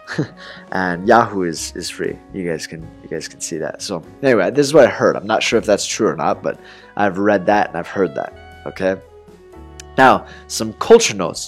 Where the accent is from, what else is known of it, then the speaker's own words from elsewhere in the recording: Portland, Oregon, United States; moved away; my hometown is Portland, Oregon